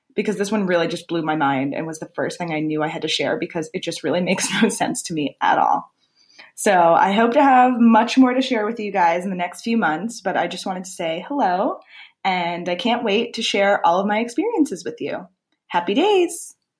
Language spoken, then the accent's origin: English; Long Island, New York, United States; I grew up on Long Island